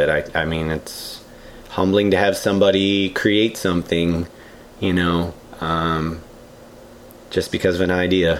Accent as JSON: {"language": "English", "town": "Detroit", "region": "Michigan", "country": "United States", "moved": "yes", "said": "I'm from Detroit, I think."}